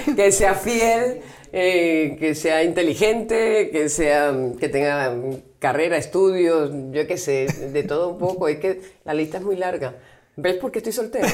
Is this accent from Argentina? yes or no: no; Venezuela; soy venezolana